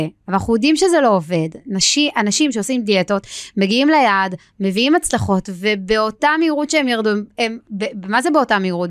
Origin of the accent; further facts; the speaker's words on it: Israel; אני בגיל שלי קיבלתי את ארץ ישראל במתנה, נולדתי כאן